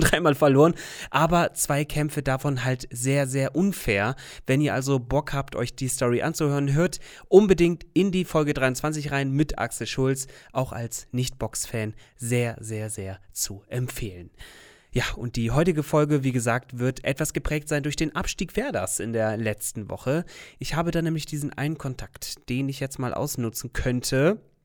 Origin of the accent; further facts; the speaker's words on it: Bremen, Germany; Für mich als waschechter Bremer